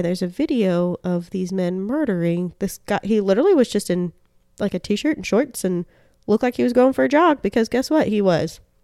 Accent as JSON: {"language": "English", "region": "Deep South", "country": "United States", "also_born_or_lived": "Florida / Georgia", "said": "I'm from Florida and Georgia."}